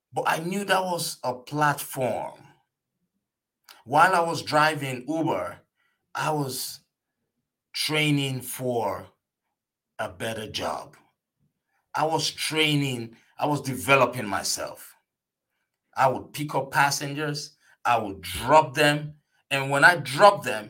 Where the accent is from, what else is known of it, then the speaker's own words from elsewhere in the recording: Nigeria; now in United States; an immigrant from Nigeria